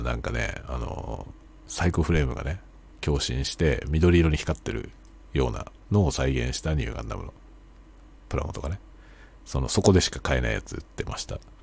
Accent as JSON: {"language": "Japanese", "region": "Tokyo", "country": "Japan", "tie": "born or raised there", "moved": "yes", "said": "僕の実家は東京都にあるんで、まあ、東京都のあの23区じゃない、えー、外ですね"}